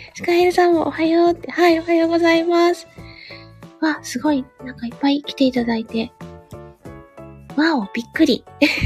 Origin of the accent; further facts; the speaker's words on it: Kyushu, Japan; 私も九州です。